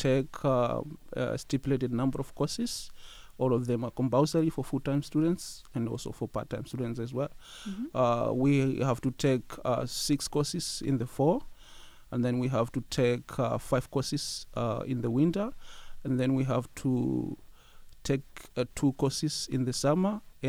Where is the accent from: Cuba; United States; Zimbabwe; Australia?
Zimbabwe; moved away as an adult; now in London, Canada; I am from Zimbabwe. I came to Western as an international student